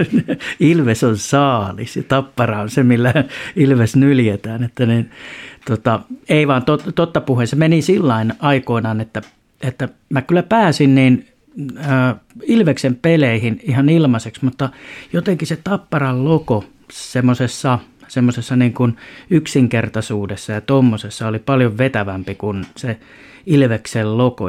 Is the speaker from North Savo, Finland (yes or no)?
no; Lempäälä, Pirkanmaa, Finland; also born or lived in Tampere; now in Vesilahti, Finland; mä oon suurimman osan elämästäni sen, ja sen vielä vauhdikkaan nuoruuden elänyt kyllä Lempäälässä, mutta ihan jos oikein tarkkaan katsotaan, niin mä oon syntynyt Piispalassa tuossa Tampereella